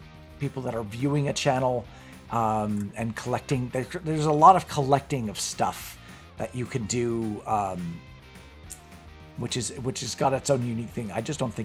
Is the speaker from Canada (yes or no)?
yes; Canada; I'm Canadian.